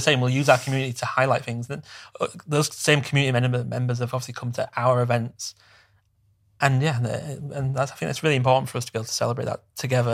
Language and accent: English; Bradford, Yorkshire and the Humber, United Kingdom; I come from a very working class background, and, and in a smaller town, I'm from Bradford